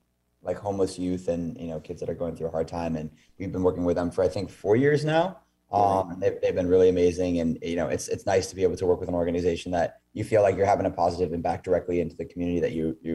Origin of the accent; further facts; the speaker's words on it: Maine, United States; I'm from Maine.